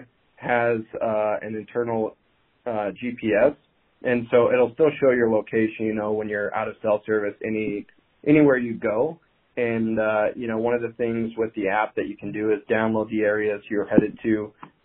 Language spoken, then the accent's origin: English; eastern Montana, United States; I was born and raised in Montana, but in eastern Montana